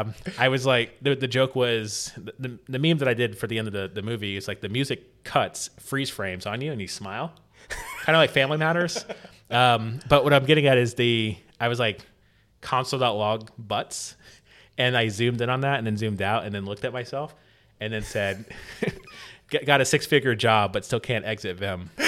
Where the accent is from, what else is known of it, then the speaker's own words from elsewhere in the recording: St. Petersburg, Florida, United States; in my hometown actually in st pete